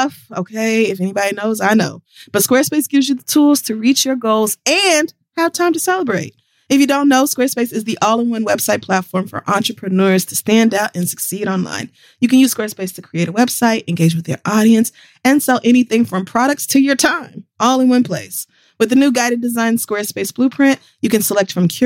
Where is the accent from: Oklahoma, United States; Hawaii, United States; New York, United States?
Oklahoma, United States; Tulsa; growing up in Tulsa, nobody pretends to be from Tulsa